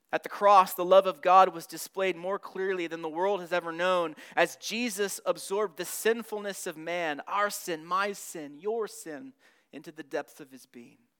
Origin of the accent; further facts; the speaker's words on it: Southern California, United States; moved away; I'm from Southern California.